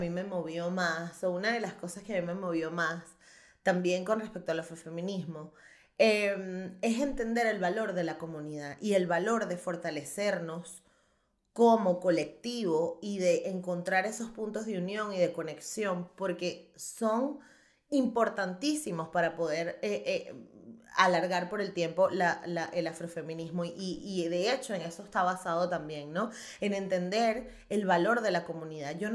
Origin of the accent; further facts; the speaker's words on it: Chirimena, Miranda, Venezuela; bueno, mami, soy de Chirimena